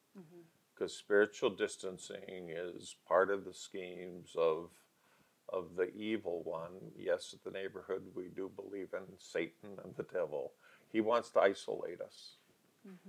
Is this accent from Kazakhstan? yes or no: no; Calgary, Alberta, Canada; also born or lived in Barrhead, Alberta; I was raised in Calgary. I'd taken all my school, 10 and a half years of school in Calgary